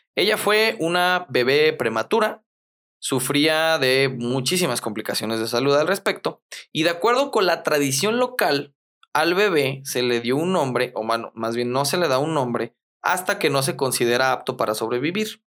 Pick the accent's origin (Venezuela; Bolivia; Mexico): Mexico